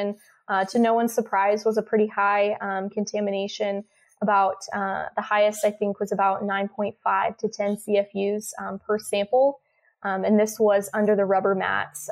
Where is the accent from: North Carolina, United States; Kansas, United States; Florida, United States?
Kansas, United States; Lawrence; I am a Kansas native. I grew up in Lawrence, Kansas